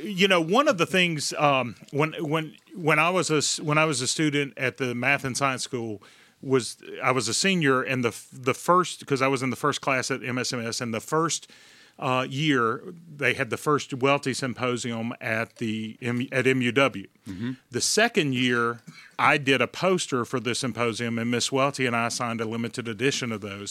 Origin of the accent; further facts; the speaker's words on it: Mississippi, United States; I grew up in Mississippi with a coach for a father